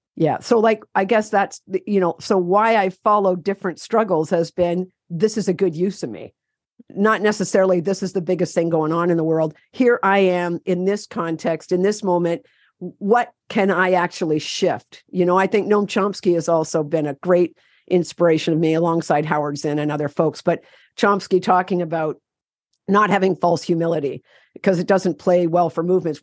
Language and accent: English; Ontario, Canada; I'm from Canada. I'm from Ontario, canoe country.